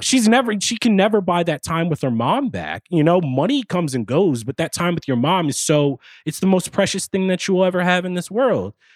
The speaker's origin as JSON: {"language": "English", "region": "East Coast", "country": "United States", "also_born_or_lived": "New York", "said": "I'm from the East Coast. I live in New York right now."}